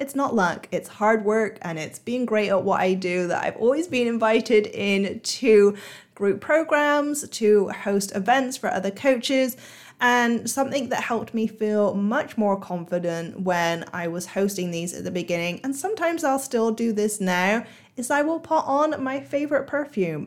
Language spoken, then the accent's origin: English; United Kingdom; now in Singapore; I live in Singapore now, um, and I'm a Brit